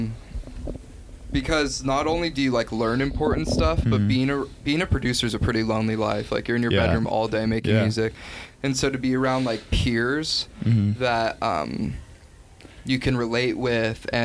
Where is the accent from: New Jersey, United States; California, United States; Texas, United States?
California, United States; Los Angeles; I'm from LA. And born and raised there